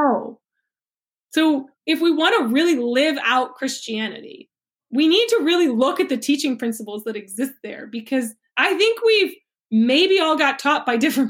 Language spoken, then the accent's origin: English; United States; I'm American